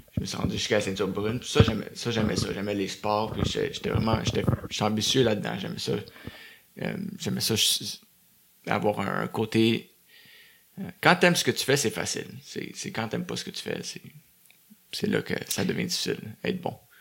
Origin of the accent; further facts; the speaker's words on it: Beaconsfield, Quebec, Canada; also born or lived in Dorval; Après ça, on a déménagé à Beaconsfield. OK. Euh, dans l'ouest de l'île. Puis j'ai grandi là-bas jusqu'à 20 ans